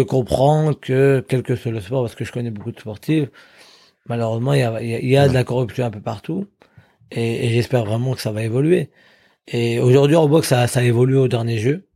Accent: Drocourt, Hauts-de-France, France; venant d'une petite ville comme Drocourt dans le Nord-Pas-de-Calais

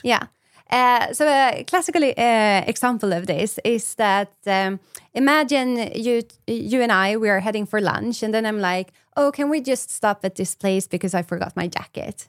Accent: Sweden; I'm from Sweden

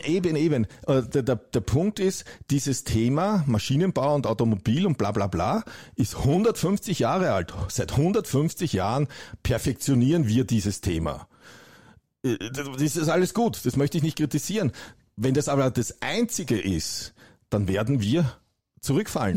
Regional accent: Germany; bei uns in Deutschland

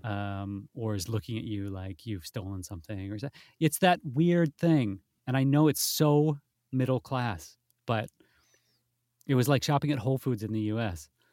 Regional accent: Wisconsin, United States; moved away as an adult; now in London, United Kingdom; I'm from Wisconsin originally

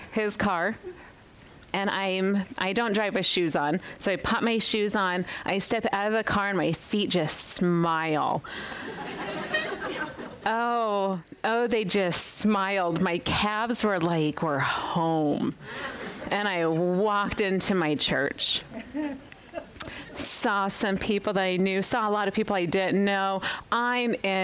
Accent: Las Vegas, Nevada, United States; moved away as an adult; I was born and raised in Las Vegas, Nevada, lived there for 36 years

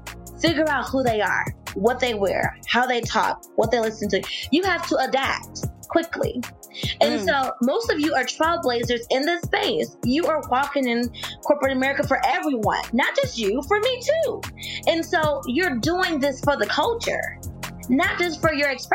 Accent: Mississippi, United States; I'm from Mississippi.

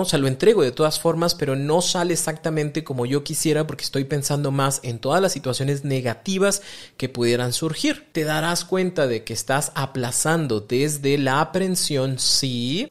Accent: Mexico; todos los mexicanos conocemos

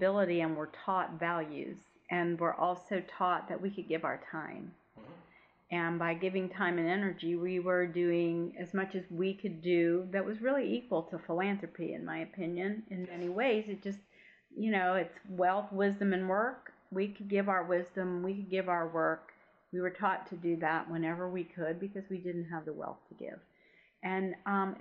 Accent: Jacksonville, Florida, United States; moved away as an adult; also born or lived in Gainesville, Florida / Palatka, Florida; now in Charleston, United States; I was born and raised in Jacksonville, Florida.

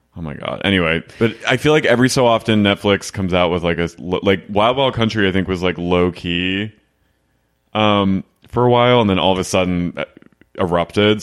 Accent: New Jersey, United States; moved away; I'm from New Jersey, and, like, I didn't, I'm from South Jersey

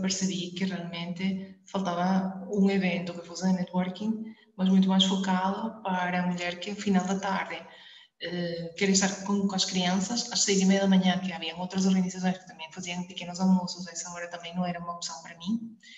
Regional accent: Venezuela; accent: Venezuelan; moved away as an adult; now in Portugal; eu nasci na Venezuela, um sotaque da Venezuela

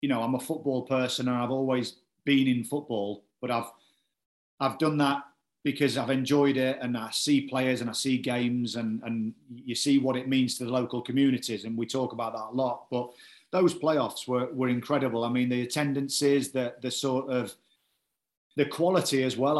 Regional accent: Cleethorpes, Yorkshire and the Humber, United Kingdom; also born or lived in Grimsby; now in Yeovil, United Kingdom; I'm from Grimsby, you know, it's my hometown, or Cleethorpes, should I say

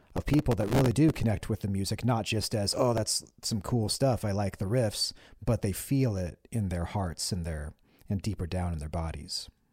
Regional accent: Olympia, Washington, United States; growing up in Olympia during those days, like, you know, I graduated high school in nineteen ninety-six

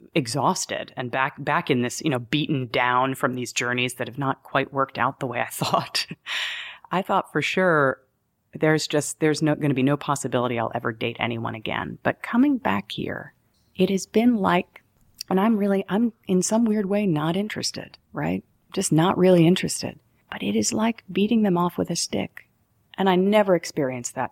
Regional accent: New York, United States; also born or lived in Denver, Colorado; I'm a New Yorker

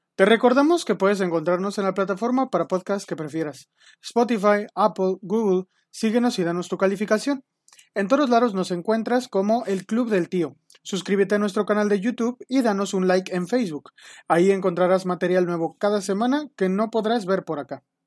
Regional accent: Mexico; Como los mexicanos

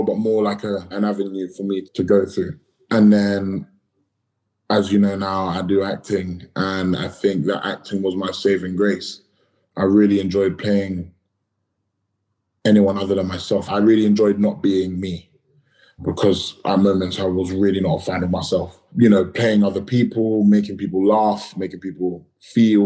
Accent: London, United Kingdom; I grew up in Battersea

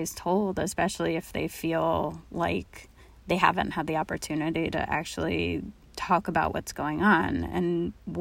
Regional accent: Los Angeles, California, United States; moved away; also born or lived in Oakland; I grew up in Los Angeles

